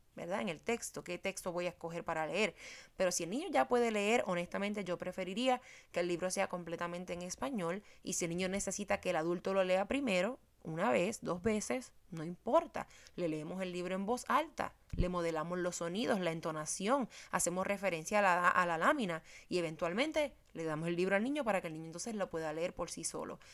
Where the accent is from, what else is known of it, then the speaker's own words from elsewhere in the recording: Puerto Rico; moved away; soy puertorriqueña